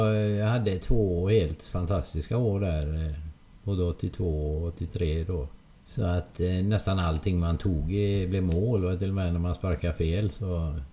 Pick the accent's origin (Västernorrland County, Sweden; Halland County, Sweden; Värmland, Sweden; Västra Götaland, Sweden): Västra Götaland, Sweden; Hönö; Det var lite längre färdresa på den tiden. Eh, då fick man först cykla från Hönö till Öckerö som färjan gick då.